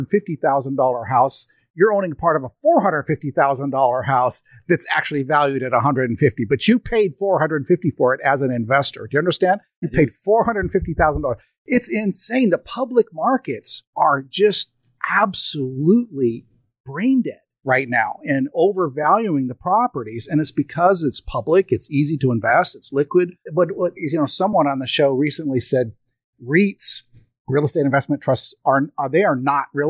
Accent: United States

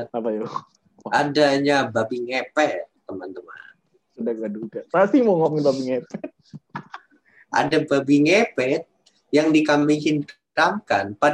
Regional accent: Depok, West Java, Indonesia; Sebagai orang Depok, apa apa itu positif dari kota Depok itu?

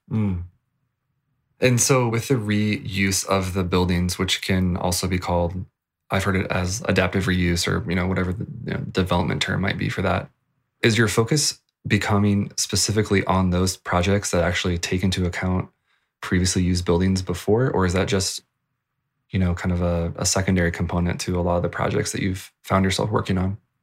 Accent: Virginia, United States; moved away; I come from Virginia and Sheets was the thing, uh, when I lived back there

